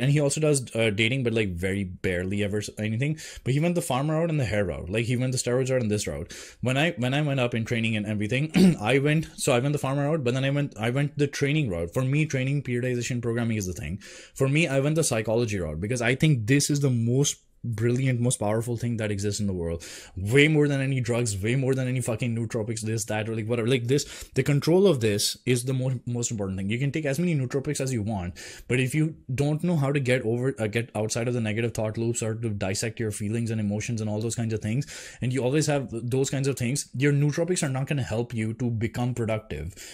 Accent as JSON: {"language": "English", "country": "India", "tie": "born or raised there", "moved": "yes", "said": "I grew up in India"}